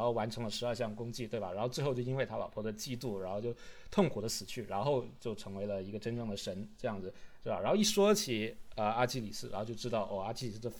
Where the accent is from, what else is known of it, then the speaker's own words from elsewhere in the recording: China; 其实就是我们中国人说的喜怒哀乐的这种时刻中去